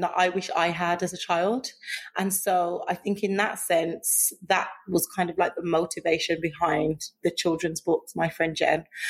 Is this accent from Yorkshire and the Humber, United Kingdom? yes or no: no; Birmingham, West Midlands, United Kingdom; I grew up in Birmingham